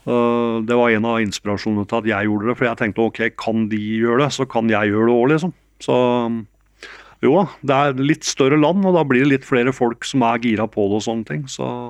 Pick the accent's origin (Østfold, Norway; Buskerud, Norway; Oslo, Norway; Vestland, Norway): Buskerud, Norway; Geilo; moved away as an adult; also born or lived in New York, United States; jeg hadde, hadde vokst opp i Geilo